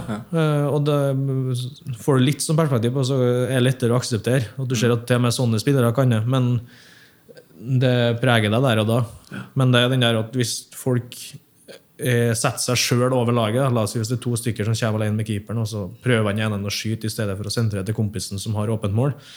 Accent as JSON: {"language": "Norwegian", "town": "Hemne", "region": "Trøndelag", "country": "Norway", "moved": "yes", "said": "jeg kommer fra Hemne"}